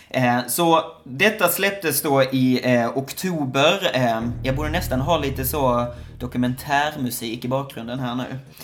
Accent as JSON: {"language": "Swedish", "region": "Skåne", "country": "Sweden", "moved": "yes", "lives_now": "Shanghai, China", "said": "Det är vissa som inte förstår vad mitt efternamn är för någonting, för jag kommer från Skåne"}